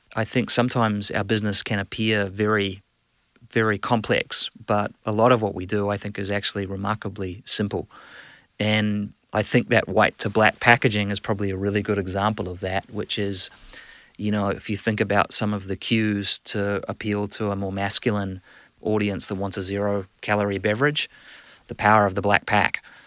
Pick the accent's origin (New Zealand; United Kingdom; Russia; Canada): New Zealand; moved away; I'm a proud, uh, New Zealander, a Kiwi.